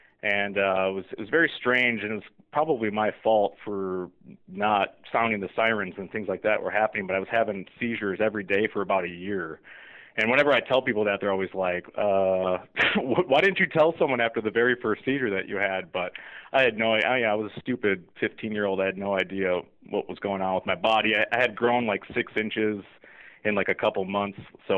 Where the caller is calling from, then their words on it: Rockville, Maryland, United States; I'm actually sitting in my office in Rockville, Maryland right now, but I live just right outside of Washington, D.C. I'm just, a couple miles outside of the D.C. border in Bethesda.